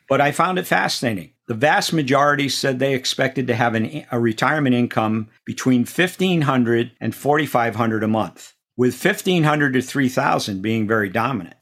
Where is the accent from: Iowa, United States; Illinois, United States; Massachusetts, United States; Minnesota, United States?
Massachusetts, United States; Auburn; moved away; growing up in Auburn, Massachusetts.